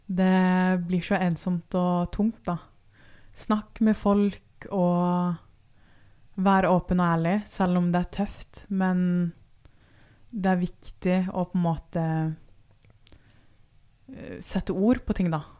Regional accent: Brønnøysund, Nordland, Norway; born there; also born or lived in Oslo / Tønsberg; Jeg er født i Brønnøysund. Alle har jo hørt om eh, Brønnøysundregistrene.

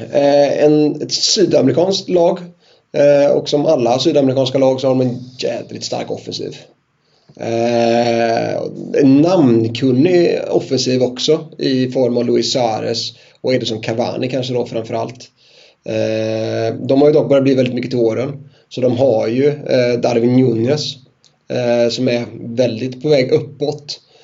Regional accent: Sweden; vi som är svenskar

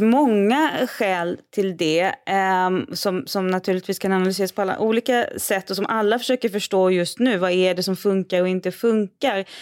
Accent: Sweden; hemma i Sverige

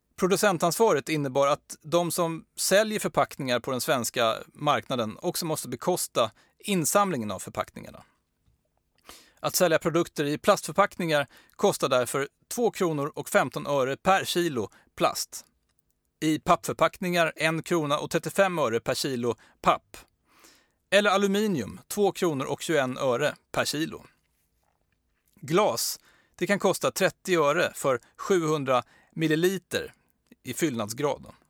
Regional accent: Sweden; vi svenskar

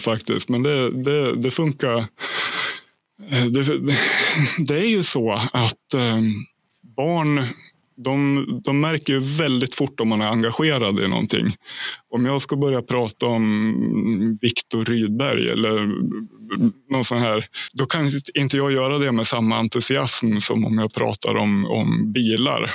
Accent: Hälsingland, Gävleborg County, Sweden; also born or lived in Ljusdal Municipality; now in Järvsö, Sweden; jag flyttade upp till mina hemtrakter i Hälsingland i en ort som heter Järvsö

